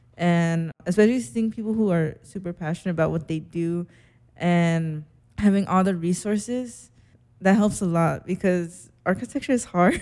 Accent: Las Vegas, Nevada, United States; moved away; also born or lived in Seattle; I'm from Vegas

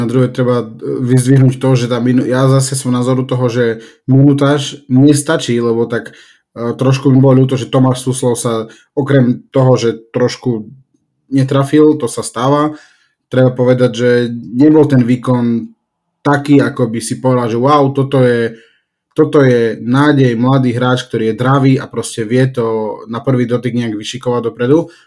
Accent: Slovakia; my sme Slováci

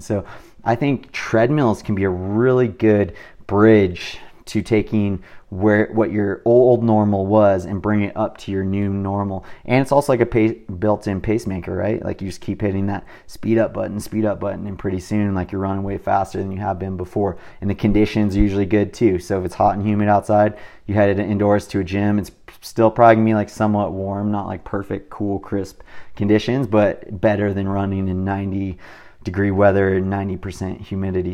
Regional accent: California, United States; I'm from California

